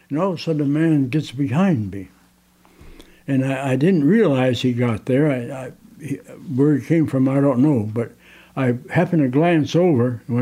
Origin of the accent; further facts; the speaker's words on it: Detroit, Michigan, United States; born there; I was born in Detroit, actually, uh, and, and, mother and dad had me in in uh, the western part of Detroit.